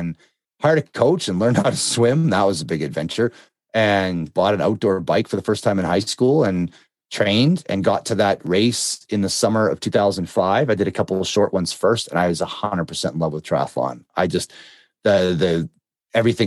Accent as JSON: {"language": "English", "country": "Canada", "said": "I'm Canadian"}